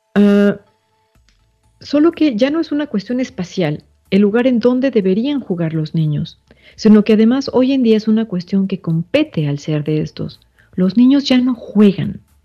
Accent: Mexico; esta fecha que nos marca también como mexicanos

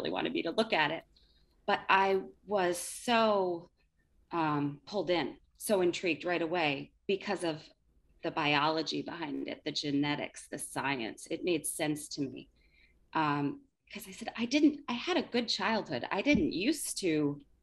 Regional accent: Connecticut, United States; also born or lived in Dublin, Ireland; I grew up in Connecticut. I'm still here, been here most of my life, spent some time in Dublin, Ireland.

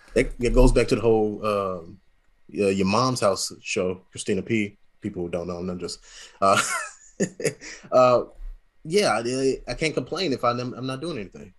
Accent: St. Louis, Missouri, United States; moved away as an adult; also born or lived in Las Vegas / Alabama; now in Lufkin, United States; I was raised in Saint Louis

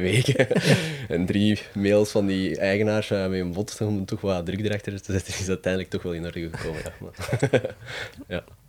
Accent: Mechelen, Flanders, Belgium; ik ben altijd van Mechelen geweest, dus ik ben hier opgegroeid.

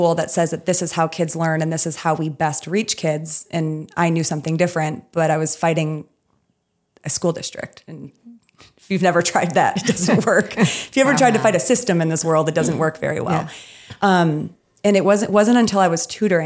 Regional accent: Midwest, United States; I'm from the Midwest

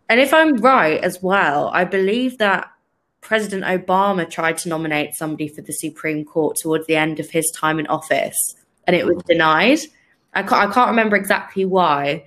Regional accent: United Kingdom; as a British person

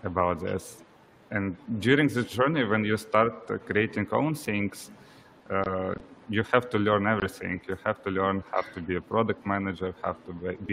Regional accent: Ukraine; I'm originally from Ukraine

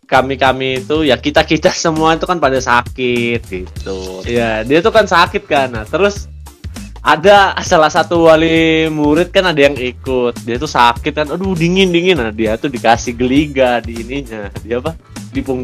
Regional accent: Kalimantan, Indonesia; kalau misalnya kita di tempat asal kita tuh di Kalimantan tuh kan panas ya kita lomba di Bandung itu dingin udaranya dan jomplang banget gitu lah

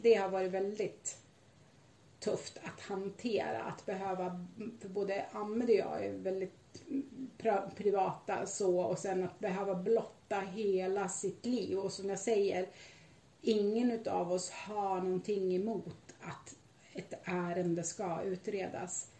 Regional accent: Sweden; Jag är svensk medborgare

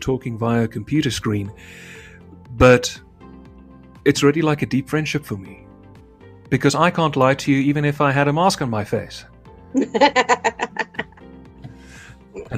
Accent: South Africa; I'm a South African

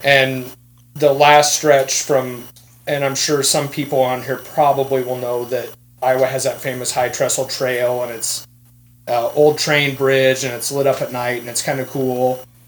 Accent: Iowa, United States; also born or lived in Kansas City, Missouri; I was raised in Iowa, but I was born in Kansas City.

